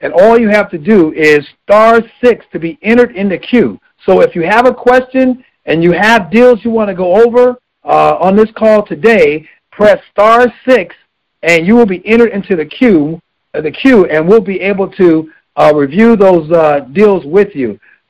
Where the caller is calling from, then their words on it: Los Angeles, California, United States; I'm calling from Los Angeles, California